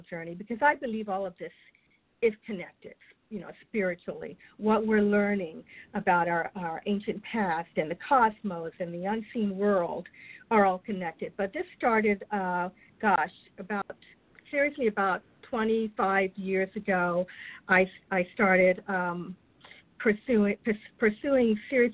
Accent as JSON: {"language": "English", "town": "Alexandria", "region": "Virginia", "country": "United States", "tie": "born or raised there", "also_born_or_lived": "South Carolina", "moved": "yes", "lives_now": "San Diego, United States", "said": "I was born in South Carolina, but I grew up in Alexandria, Virginia"}